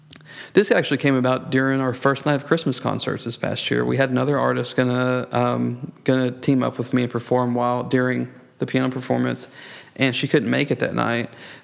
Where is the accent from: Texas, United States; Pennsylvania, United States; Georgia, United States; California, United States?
Texas, United States; Southeast; also born or lived in Bridge City, Texas / Port Arthur, Texas / Beaumont, Texas; now in Garland, United States; back in my hometown, back in Southeast Texas.